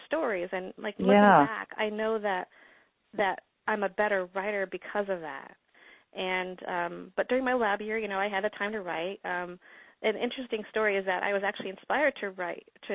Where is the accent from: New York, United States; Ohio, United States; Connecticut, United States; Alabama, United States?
New York, United States; upstate; I grew up in upstate New York